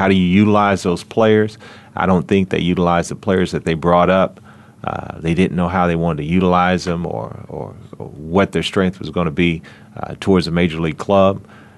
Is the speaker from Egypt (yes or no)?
no; Oklahoma City, Oklahoma, United States; I'm from Oklahoma City.